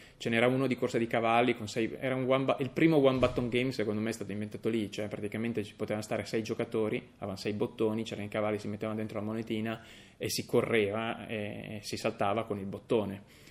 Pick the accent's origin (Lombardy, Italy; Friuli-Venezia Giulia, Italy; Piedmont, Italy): Friuli-Venezia Giulia, Italy; Udine; da Udine, dove vengo